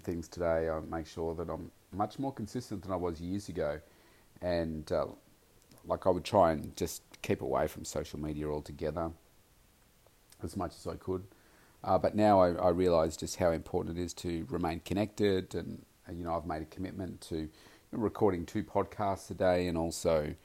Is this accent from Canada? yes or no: no; Melbourne, Victoria, Australia; here in my hometown, Melbourne